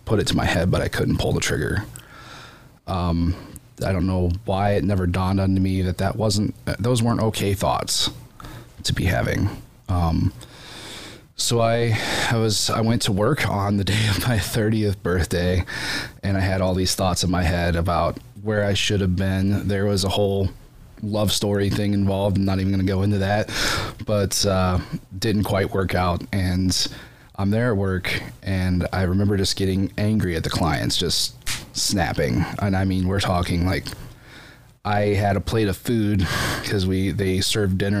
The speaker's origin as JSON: {"language": "English", "town": "Bucyrus", "region": "Ohio", "country": "United States", "tie": "born or raised there", "moved": "as an adult", "lives_now": "Findlay, United States", "said": "I live here in Finley, but I grew up in Bucyrus, as an only child."}